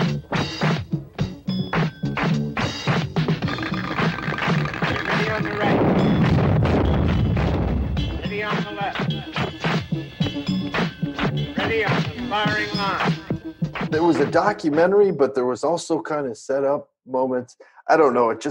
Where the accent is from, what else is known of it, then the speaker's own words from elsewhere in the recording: Los Angeles, California, United States; I grew up in Los Angeles